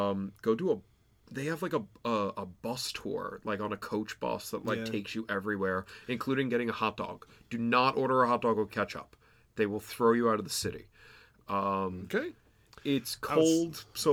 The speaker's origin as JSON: {"language": "English", "town": "New York City", "region": "New York", "country": "United States", "said": "I'm from New York City."}